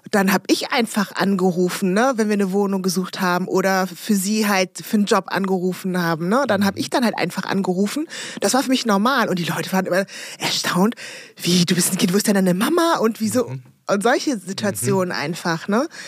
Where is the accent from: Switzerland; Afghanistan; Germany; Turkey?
Germany; also born or lived in Congo; ich bin ja da in der Karnevalshochburg